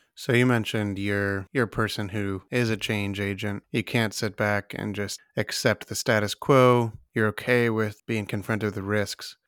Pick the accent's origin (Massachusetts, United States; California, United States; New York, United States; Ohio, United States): Ohio, United States; Ohio, my home state.